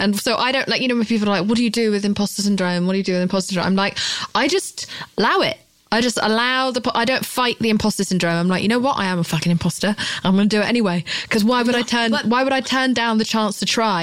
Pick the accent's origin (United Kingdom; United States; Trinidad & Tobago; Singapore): United Kingdom; I'm British